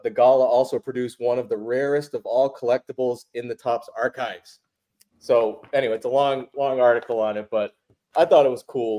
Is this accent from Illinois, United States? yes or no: no; Massachusetts, United States; growing up in Massachusetts